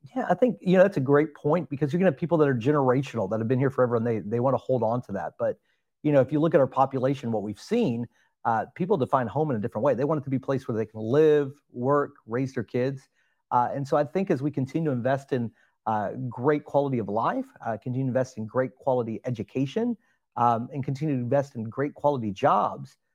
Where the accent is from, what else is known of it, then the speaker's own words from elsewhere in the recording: Alvin, Texas, United States; also born or lived in Pearland, Texas; I grew up in the Alvin area, so did not grow up in Pearland, Texas